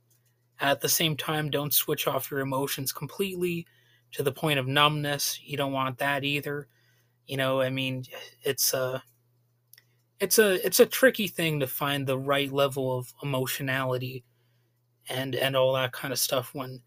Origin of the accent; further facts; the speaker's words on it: United States; we're an American people with a long and convoluted history